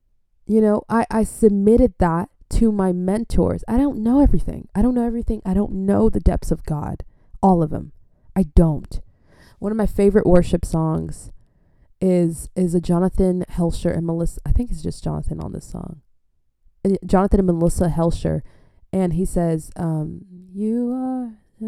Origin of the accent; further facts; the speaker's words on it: Adelaide, South Australia, Australia; I'm from Adelaide, Australia.